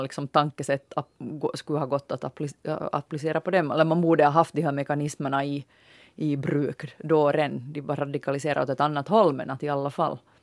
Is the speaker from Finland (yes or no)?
yes; Finland; vi finländare